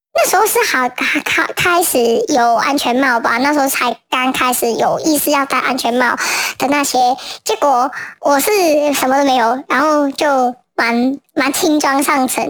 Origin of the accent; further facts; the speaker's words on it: Hong Kong; 作为新的香港人